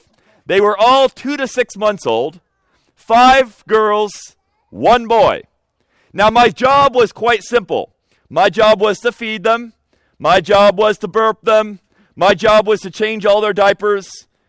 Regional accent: United States; moved away as an adult; also born or lived in Egypt; being an American at that particular time in history.

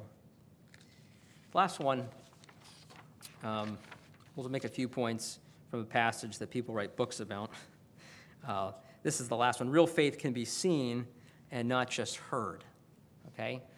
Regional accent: Florida, United States; I grew up in Florida where there were hurricanes

